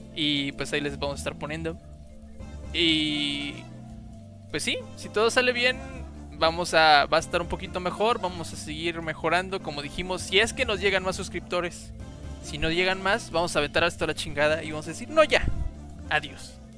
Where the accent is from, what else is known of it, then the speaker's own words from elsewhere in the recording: Jalpa, Mexico; yo estaba en la secundaria, entonces, en ese entonces, pues no había mucha información, y menos en mi pueblo. Entonces. Menos allá en Jalpa.